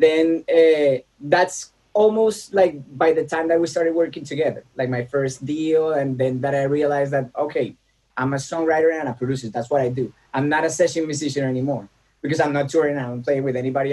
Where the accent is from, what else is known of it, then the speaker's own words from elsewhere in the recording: Bogota, Bogotá Capital District, Colombia; moved away as an adult; now in Los Angeles, United States; So I was born in Bogota, Colombia